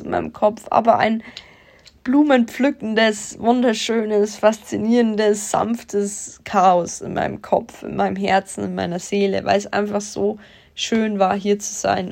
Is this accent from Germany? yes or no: yes; Germany; bei uns in Deutschland